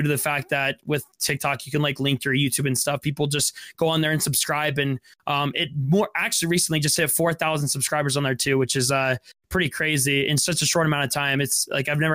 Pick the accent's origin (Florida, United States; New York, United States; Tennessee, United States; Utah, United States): Utah, United States; I'm from Utah.